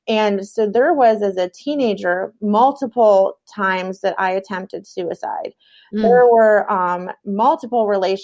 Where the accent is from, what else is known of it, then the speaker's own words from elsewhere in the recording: New York, United States; also born or lived in Michigan; I was born in Michigan. We lived in New York at the time.